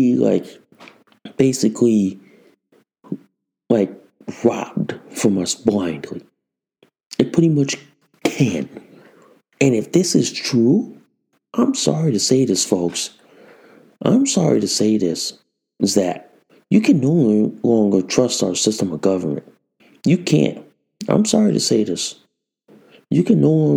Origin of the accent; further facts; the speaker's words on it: United States; as an American citizen